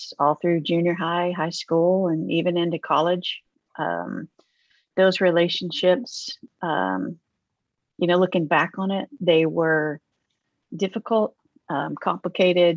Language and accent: English; Oklahoma, United States; I grew up in Oklahoma